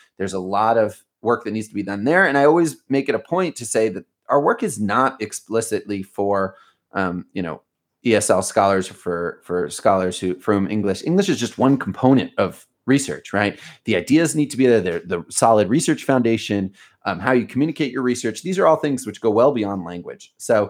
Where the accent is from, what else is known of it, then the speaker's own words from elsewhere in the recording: Baltimore, Maryland, United States; moved away as an adult; now in Israel; I grew up in Baltimore. I grew up in the US and I left at age 18. And now I you know, and I've been here and I'm 35. So I've spent about half of my life in the States and about half of my life here in Israel.